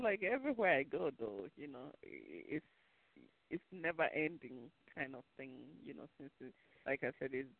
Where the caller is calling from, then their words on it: New York, United States; I'm calling from New York.